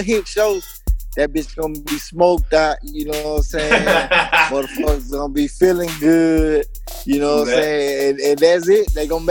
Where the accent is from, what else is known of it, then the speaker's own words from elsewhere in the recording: Mobile, Alabama, United States; also born or lived in Richmond, Virginia; I'm originally from Mobile. I was born in Mobile. I moved to Richmond, Virginia. Stayed in Midlothian projects for, you know what I'm saying, a couple years, you know. Yeah, I came back to Mobile when I was like 3 or 4. So, you know, I am a native of Mobile, Alabama